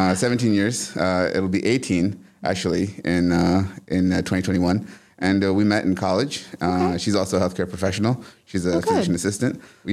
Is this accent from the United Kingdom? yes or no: no; Hoboken, New Jersey, United States; now in Tifton, United States; So I'm from New Jersey. Uh-huh. I was born in a small town in New Jersey called Hoboken, which is also known for being the birthplace of Frank Sinatra.